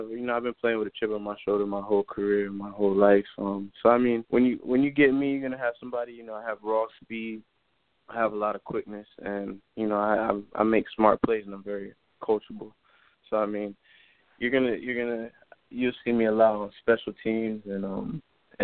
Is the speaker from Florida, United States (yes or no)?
yes; Miami, Florida, United States; growing up in Miami